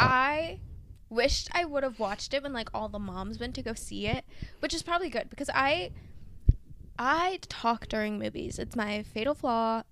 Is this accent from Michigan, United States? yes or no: yes; Michigan, United States; growing up in Michigan